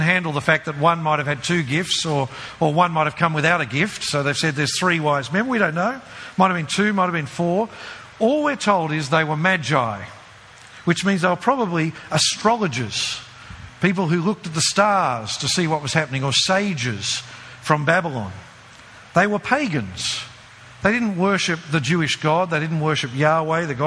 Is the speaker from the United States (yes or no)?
no; Brisbane, Queensland, Australia; growing up in Brisbane